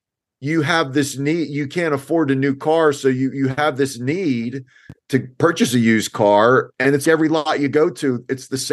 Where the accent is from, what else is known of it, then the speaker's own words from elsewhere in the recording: New Jersey, United States; I grew up in New Jersey